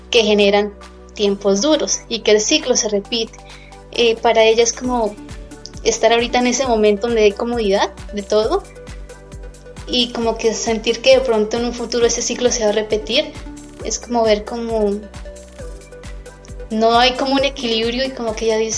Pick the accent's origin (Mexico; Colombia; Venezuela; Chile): Colombia; Boyacá; soy de Colombia, de Boyacá, Colombia. Em, orgullosamente hija de padres campesinos